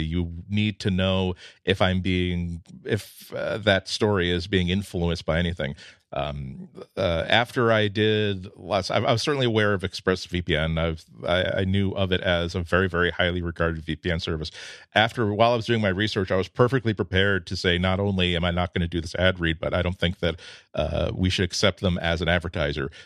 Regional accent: United States; I'm American.

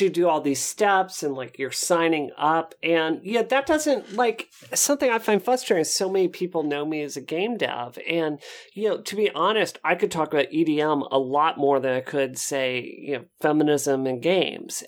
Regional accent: Mississippi, United States; I grew up in Mississippi where everyone's into country music

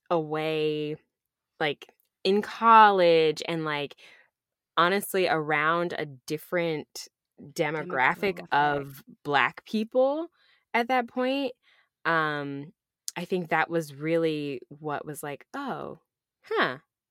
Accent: Rochester, New York, United States; also born or lived in Ithaca, New York; I grew up in Rochester, New York. So upstate New York.

